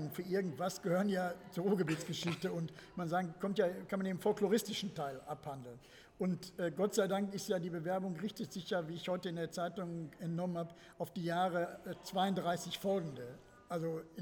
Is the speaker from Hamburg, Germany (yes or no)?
no; Gelsenkirchen, North Rhine-Westphalia, Germany; in Gelsenkirchen äh, gibt es Stadtteile aus, in meiner Heimatstadt.